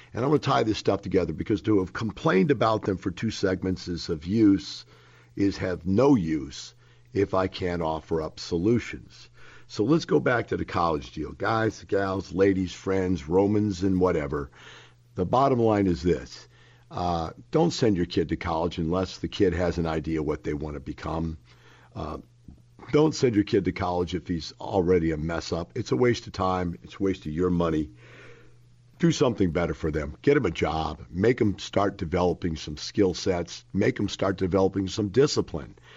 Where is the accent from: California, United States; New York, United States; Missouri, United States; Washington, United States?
Missouri, United States; Florissant; moved away; I grew up in Florissant, Missouri. That is one block from Ferguson, Missouri. I grew up in that neighborhood, folks.